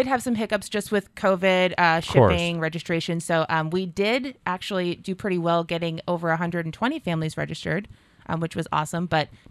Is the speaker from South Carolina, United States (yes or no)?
no; Nashua, New Hampshire, United States; I'm from Nashua. I was born and raised here.